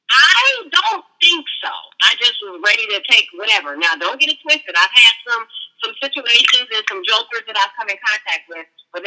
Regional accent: Inglewood, California, United States; moved away as an adult; now in Atlanta, United States; I am originally from Inglewood, California, the city of angels, Inglewood's finest. Born and raised, I moved to Atlanta, Georgia in 2006

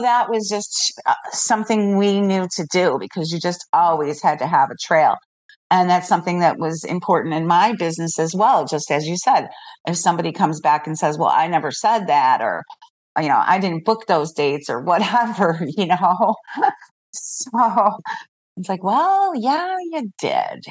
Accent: Chicago, Illinois, United States; moved away as an adult; I'm actually from Chicago, and I've been here now for 12 years

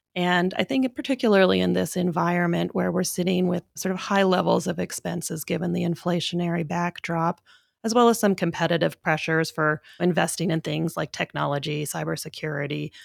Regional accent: Canada; moved away as an adult; also born or lived in Vancouver, Canada / Durham, United States / New York, United States; now in United States; I am a Canadian by background. Uh, I did my undergrad at U B C in Vancouver

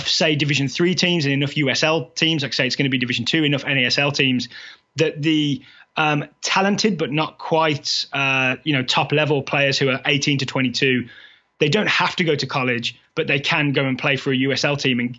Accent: England, United Kingdom; moved away as an adult; now in United States; I'm foreign, right? You know, I've been here 11 years, but I'm from England.

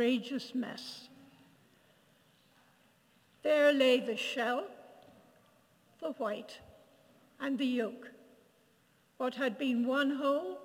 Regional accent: Ireland; I grew up in Ireland.

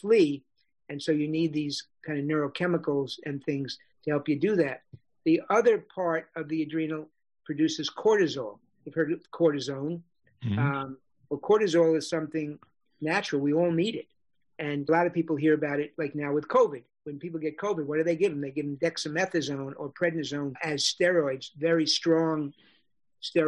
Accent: New York City, New York, United States; But I grew up in New York City

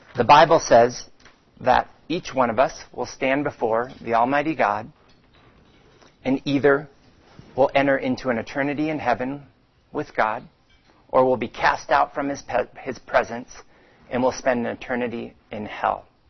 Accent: Phoenix, Arizona, United States; I grew up swimming in Phoenix at the age of five

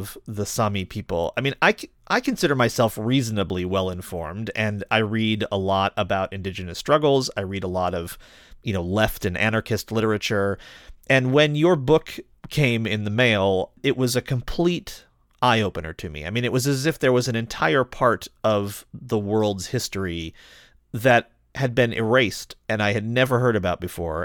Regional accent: United States; As an American

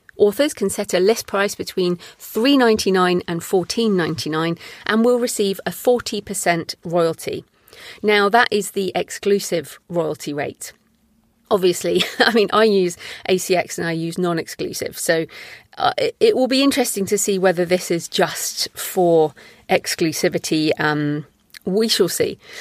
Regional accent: United Kingdom; I'm obviously a British woman

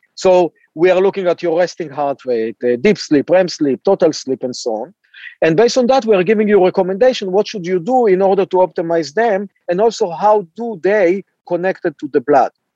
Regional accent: Israel; moved away as an adult; also born or lived in Cambridge, Massachusetts, United States; I uh, was born and raised in Israel

